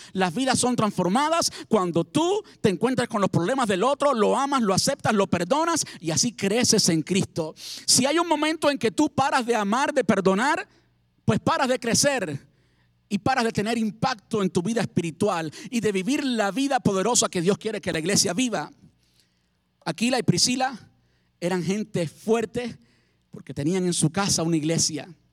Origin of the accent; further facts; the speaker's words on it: Cuba; moved away as an adult; also born or lived in Havana, Cuba; en mi país. Y mi papá y mi mamá me traían del campo cosas, alimentos del campo para comer. Yo vivía en la capital, en La Habana